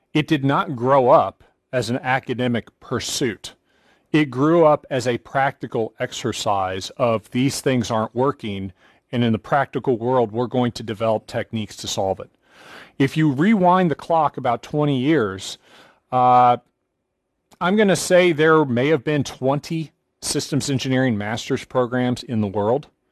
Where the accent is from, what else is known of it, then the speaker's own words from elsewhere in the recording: United States; I'm an American